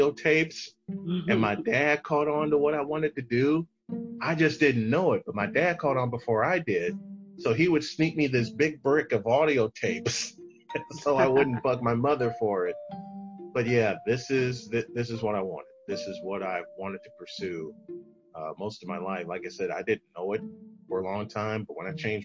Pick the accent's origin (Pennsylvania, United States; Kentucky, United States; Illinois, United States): Illinois, United States; Chicago; moved away; my hometown of Chicago